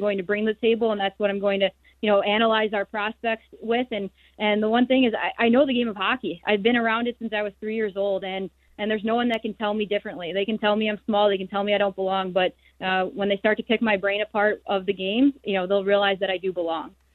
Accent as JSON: {"language": "English", "town": "Chicago", "region": "Illinois", "country": "United States", "tie": "born or raised there", "said": "the Chicago Blackhawks, my hometown team"}